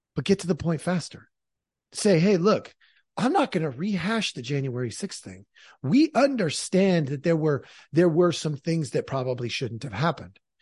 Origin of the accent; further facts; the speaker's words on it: near Portland, Oregon, United States; I grew up in Oregon. I grew up near Portland.